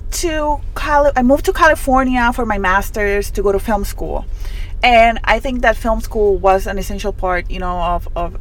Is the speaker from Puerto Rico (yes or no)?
yes; Utuado, Puerto Rico; first language Spanish; English is a second language; I'm from Utuado, which is a town in the mountainside of Puerto Rico